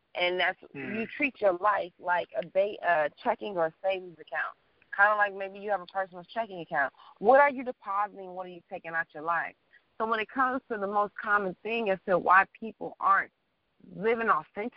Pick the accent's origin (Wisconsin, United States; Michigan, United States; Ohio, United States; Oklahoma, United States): Michigan, United States; Detroit; moved away; also born or lived in New York / Washington, D.C. / Los Angeles